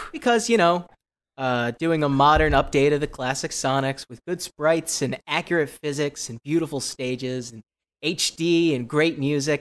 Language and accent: English; Los Angeles, California, United States; I am a comedian from Los Angeles, California